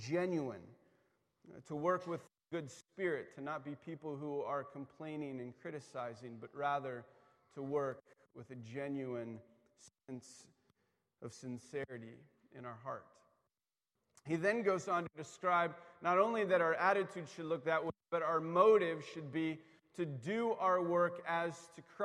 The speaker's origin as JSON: {"language": "English", "region": "East Coast", "country": "United States", "tie": "born or raised there", "said": "I grew up on the East Coast"}